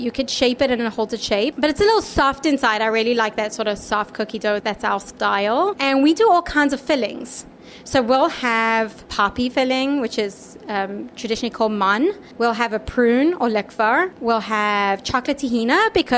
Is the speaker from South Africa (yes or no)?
yes; South Africa; now in Philadelphia, United States; I am Jewish, born and raised in South Africa in a Jewish home